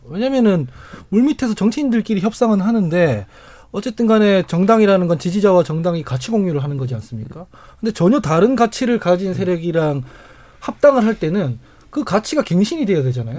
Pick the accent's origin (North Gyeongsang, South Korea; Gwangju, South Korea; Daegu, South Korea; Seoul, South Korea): Daegu, South Korea; 제가 대구 출신이라서